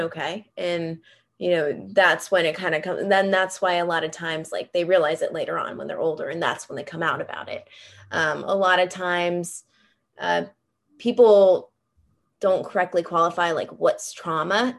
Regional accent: Greenville, South Carolina, United States; moved away; I'm from Greenville, South Carolina

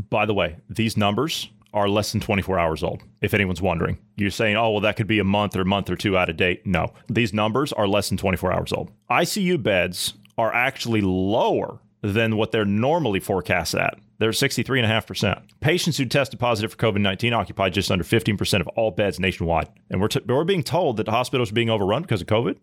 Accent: Ohio, United States; my home state of Ohio

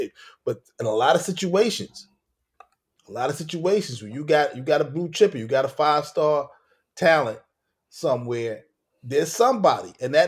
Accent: Brooklyn, New York, United States; We, you know, we grew up in Brooklyn.

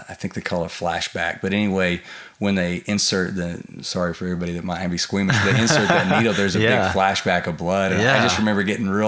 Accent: Del City, Oklahoma, United States; I grew up in Dale City, actually across from Tinker Air Force Base.

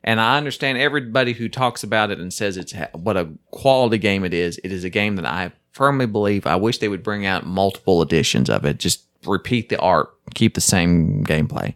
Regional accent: Chickasaw Nation, Oklahoma, United States; I live in the Choctaw Nation, which is the tribe that I'm technically a part of. And right, but I grew up in the Chickasaw Nation

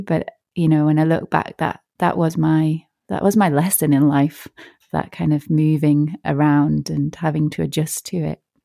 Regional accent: Yorkshire and the Humber, United Kingdom; also born or lived in Northern Ireland; I was born in Northern Ireland and then we moved to Yorkshire

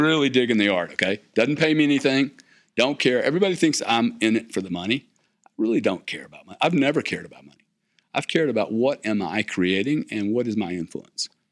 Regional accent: South Louisiana, United States; I'm from South Louisiana

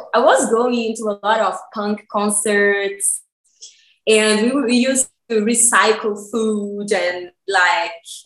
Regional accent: Brazil; moved away as an adult; also born or lived in Barcelona, Spain; now in Cologne, Germany; I'm from Brazil, and I'm currently living in Germany, in Cologne

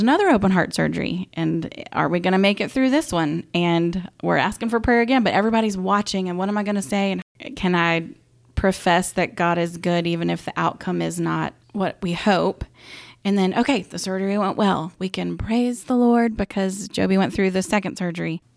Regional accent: Augusta, Georgia, United States; also born or lived in Saint Louis; I grew up here in Augusta

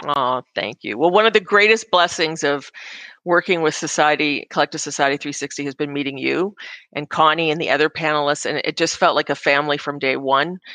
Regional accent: Canada; as a Canadian

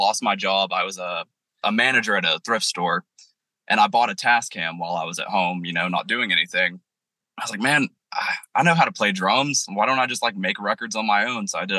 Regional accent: Waynesville, North Carolina, United States; in my marketing, I put I'm from Asheville, but I'm from a town over called Waynesville

